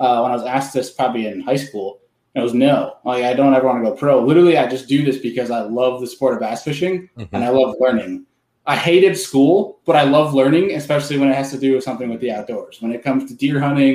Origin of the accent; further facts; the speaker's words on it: near Rochester, New York, United States; I grew up no one's gonna know the town name, but for one that people might know is it's Rochester, New York